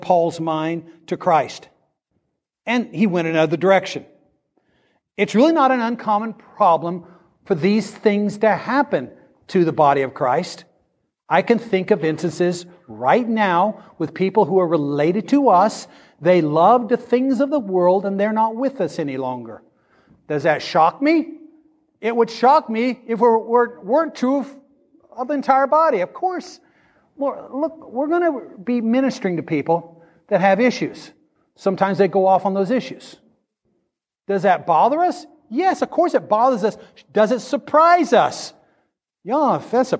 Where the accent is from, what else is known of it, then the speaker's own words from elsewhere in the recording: Midwest, United States; I grew up in the Midwest and grew up around farmers